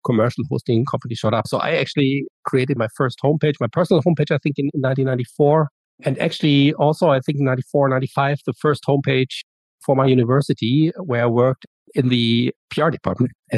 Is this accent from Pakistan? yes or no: no; Germany; I'm from Germany, and I decided to go to the US to study abroad for a year